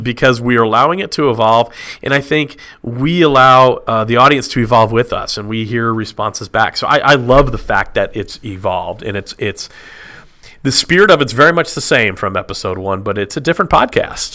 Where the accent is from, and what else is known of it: Dallas, Texas, United States; born or raised there; moved away as an adult; also born or lived in Illinois / Franklin, Tennessee; now in Nashville, United States